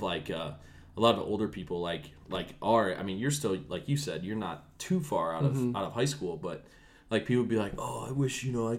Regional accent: Strongsville, Ohio, United States; we grew up in Strongsville.

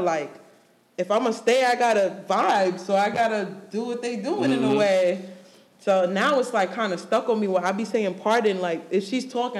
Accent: New York, United States; moved away as an adult; I'm from New York.

